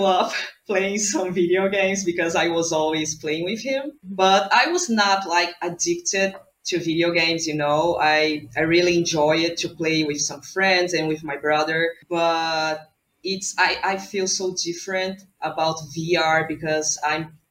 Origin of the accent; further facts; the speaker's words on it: Brazil; I'm from Brazil